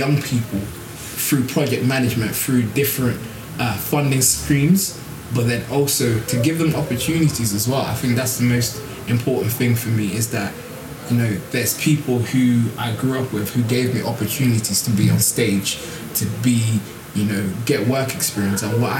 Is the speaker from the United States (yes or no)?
no; Birmingham, West Midlands, United Kingdom; now in West Yorkshire, United Kingdom; growing up in Birmingham, then now growing up in the west of Yorkshire